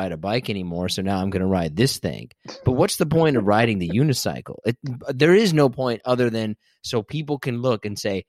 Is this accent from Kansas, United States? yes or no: yes; Kansas, United States; I'm from Kansas.